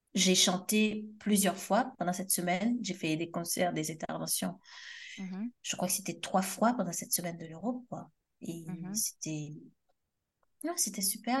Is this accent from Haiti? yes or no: yes; Haiti; je suis haïtienne